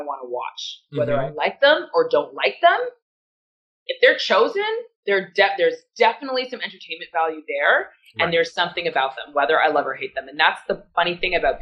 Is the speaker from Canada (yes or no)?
yes; Canada; I'm Canadian